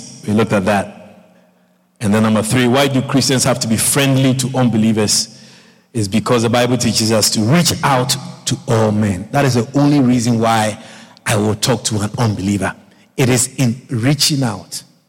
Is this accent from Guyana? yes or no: yes; Guyana; So I told myself, I'm not Ghanaian. I'm Guyanese. Guyanese, Guyana, we don't give money to people when they die.